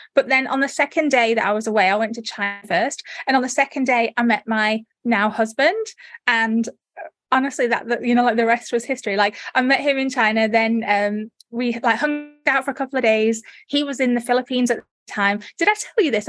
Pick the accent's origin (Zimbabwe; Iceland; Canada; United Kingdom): United Kingdom; accent: northern; moved away as an adult; also born or lived in North Derbyshire / Leeds; now in Australia; I was born in the Midlands, and then I, but most of my adult life I spent in North Derbyshire, near near the Manchester area